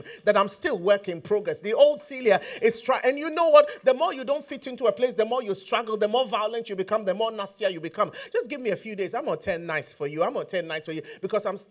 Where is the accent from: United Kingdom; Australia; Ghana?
Ghana; I'm from Ghana.